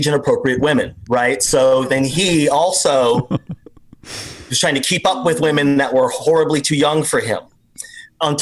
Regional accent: Las Vegas, Nevada, United States; now in Los Angeles, United States; I grew up in a mostly black, brown neighborhood in Las Vegas, Nevada

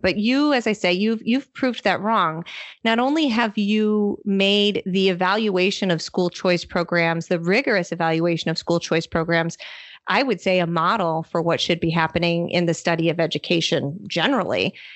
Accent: Michigan, United States; moved away; I'm here in my home state of Michigan

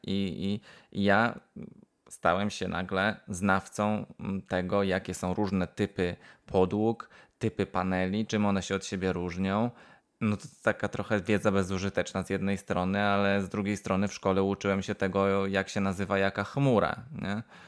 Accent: Wrocław, Lower Silesian Voivodeship, Poland; also born or lived in Cardiff / Aberystwyth; now in United Kingdom; dorastałem we, we Wrocławiu

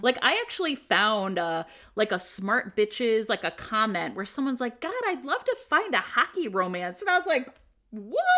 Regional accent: United States; I grew up in America.

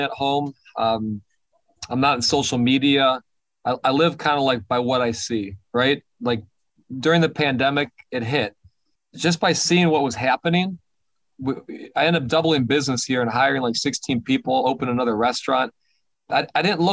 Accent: Detroit, Michigan, United States; I grew up in Detroit. I'm a minority in Detroit.

